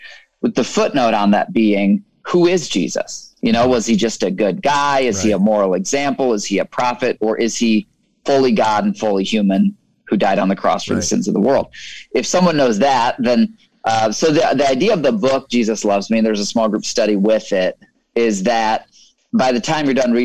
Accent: Michigan, United States; I grew up in Michigan

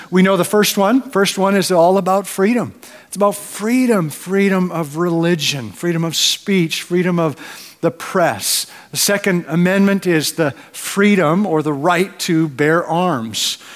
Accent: Canada; now in United States; as a Canadian

